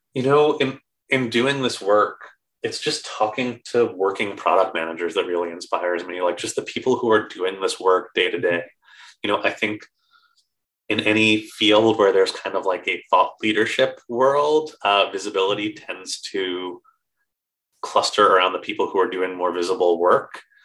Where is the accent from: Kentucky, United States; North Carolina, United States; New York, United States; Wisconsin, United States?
New York, United States; now in England, United Kingdom; I'm from New York